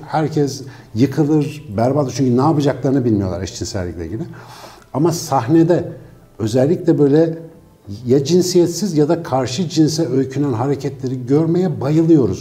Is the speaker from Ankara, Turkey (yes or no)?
yes; Ankara, Turkey; benim büyüdüğüm yerde mesela Ankara Etlik'te